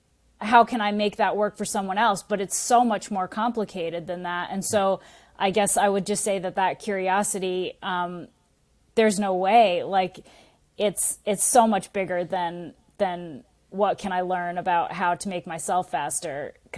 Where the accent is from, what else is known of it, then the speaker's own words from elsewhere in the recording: Massachusetts, United States; Yeah. Born and raised in Massachusetts.